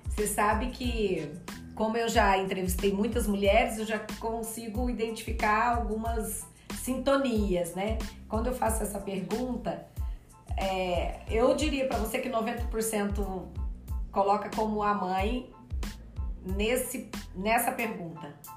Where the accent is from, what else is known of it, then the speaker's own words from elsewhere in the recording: Minas Gerais, Brazil; como bom mineira